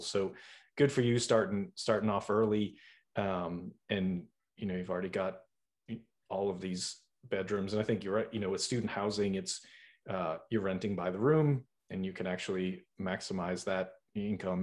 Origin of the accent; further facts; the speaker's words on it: Boston, Massachusetts, United States; I'm from Boston, so I'm a, I'm a northeaster myself